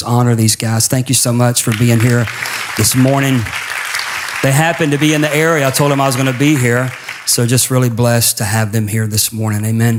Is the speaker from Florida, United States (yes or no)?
yes; Pensacola, Florida, United States; back to the Pensacola, Florida days, which is actually my hometown.